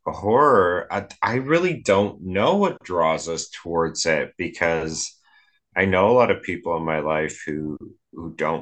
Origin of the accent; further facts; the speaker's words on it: Edmonton, Alberta, Canada; I'm from Edmonton, Alberta. I live in Edmonton, Alberta